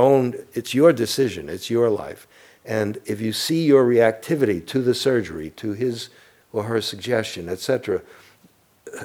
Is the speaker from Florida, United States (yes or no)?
no; New York City, New York, United States; moved away; I'm from Brooklyn, and we're warped